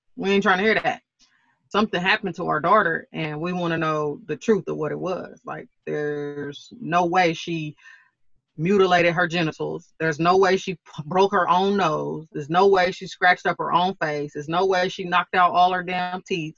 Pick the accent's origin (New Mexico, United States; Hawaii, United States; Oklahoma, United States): Oklahoma, United States; I'm from Oklahoma